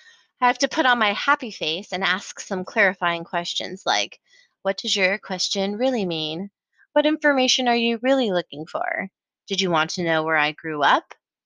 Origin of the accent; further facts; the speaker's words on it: Colorado Springs, Colorado, United States; also born or lived in San Francisco / Austin; now in Portland, United States; I moved to Portland from Austin, Texas. And then they usually say, oh, so you grew up in Austin. Wait, what? I said I moved here from Austin. I grew up in Colorado Springs. So then they think I was born in Colorado. I was born in San Francisco, California.